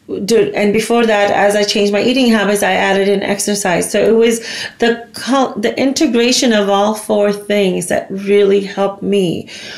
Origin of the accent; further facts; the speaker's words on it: United States; also born or lived in India; I was born there, but I grew up in the States